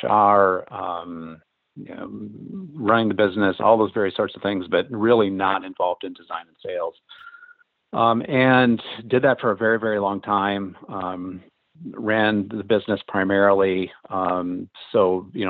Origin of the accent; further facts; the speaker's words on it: Midwest, United States; moved away as an adult; now in Los Angeles, United States; I grew up in the Midwest, lived there for the first 18 years of my life